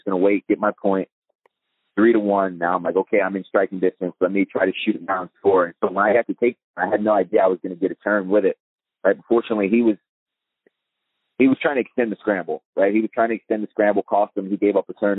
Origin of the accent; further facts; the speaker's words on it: East Coast, United States; moved away as an adult; I was from the East Coast